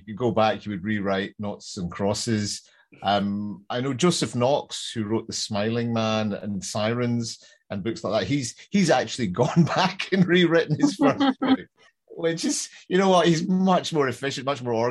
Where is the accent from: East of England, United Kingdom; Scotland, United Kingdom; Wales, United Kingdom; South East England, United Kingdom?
Scotland, United Kingdom; Glasgow; I'm from Glasgow